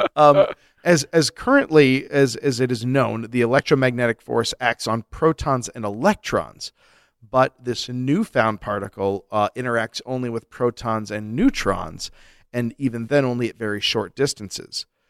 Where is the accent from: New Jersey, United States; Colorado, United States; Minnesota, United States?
Colorado, United States; also born or lived in Flint, Michigan (family); I was a fugitive fetus. Made a break for Colorado.